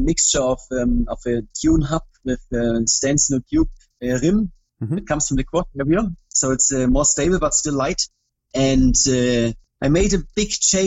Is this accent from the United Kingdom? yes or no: no; Germany; I'm from Germany